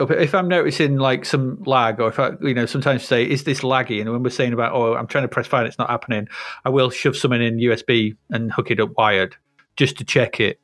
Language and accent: English; Grimsby, Yorkshire and the Humber, United Kingdom; we're growing up in Grimsby